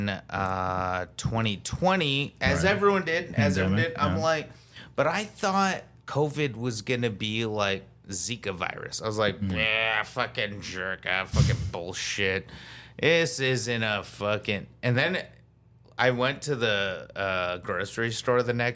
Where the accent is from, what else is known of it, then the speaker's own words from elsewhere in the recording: Tucson, Arizona, United States; moved away as an adult; now in Los Angeles, United States; Originally from Tucson, Arizona